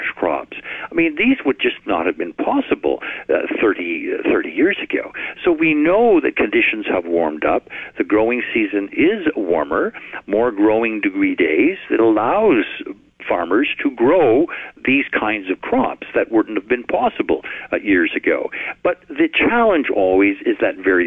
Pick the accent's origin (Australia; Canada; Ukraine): Canada